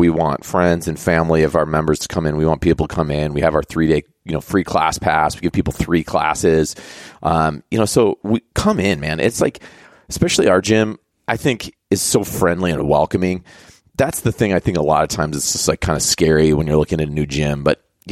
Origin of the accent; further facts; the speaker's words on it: Jamestown, United States; moved away; I was back east, my hometown. Ain't no CrossFit in Jamestown.